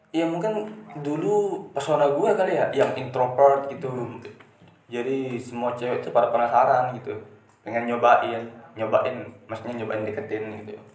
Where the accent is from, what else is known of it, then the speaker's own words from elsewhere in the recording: Lombok, West Nusa Tenggara, Indonesia; Lahir di daerah Lombok, uh, asli Lombok